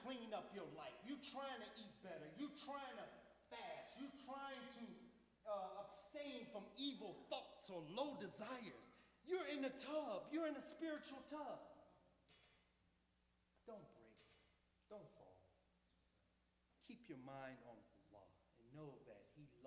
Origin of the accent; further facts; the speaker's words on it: Chicago, Illinois, United States; I'm from Chicago